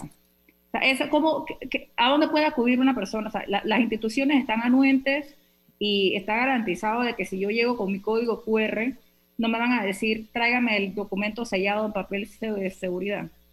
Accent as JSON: {"language": "Spanish", "country": "Panama", "said": "nuestro país"}